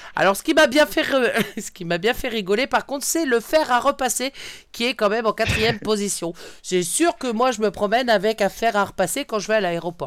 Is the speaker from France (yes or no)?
yes; Brittany, France; bretonne, voilà tout est dit, je suis bretonne